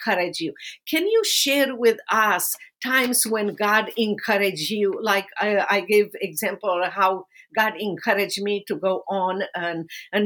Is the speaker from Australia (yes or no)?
no; Romania; English is a second language; moved away as an adult; now in United States; my life under persecution in socialist communist Romania